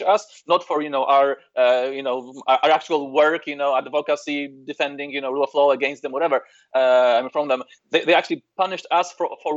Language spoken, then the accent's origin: English; Poland; now in Brussels, Belgium; I was proud to be Polish